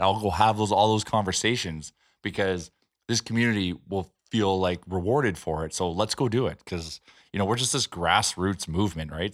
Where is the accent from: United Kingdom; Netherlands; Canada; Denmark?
Canada; Edmonton, Alberta